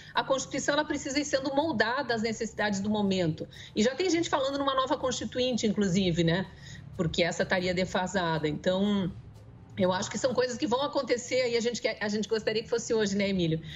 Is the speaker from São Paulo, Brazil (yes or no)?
no; Curitiba, Paraná, Brazil; eu sou curitibana. Hum. Já morei em outros lugares, mas voltei para cá.